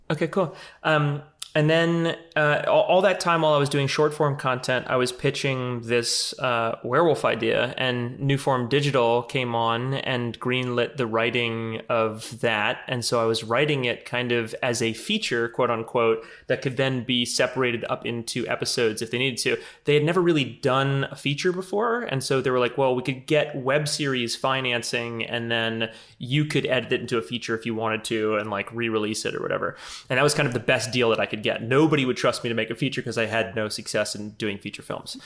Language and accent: English; New Orleans, Louisiana, United States; I'm from New Orleans